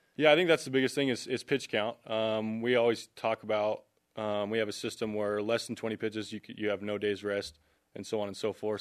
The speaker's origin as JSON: {"language": "English", "region": "Arizona", "country": "United States", "said": "I'm from Arizona"}